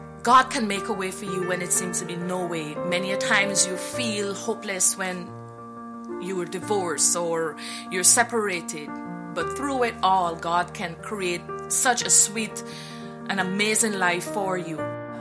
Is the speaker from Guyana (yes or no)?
yes; Guyana; moved away; I am from Guyana, South America. I was raised in the church for many years.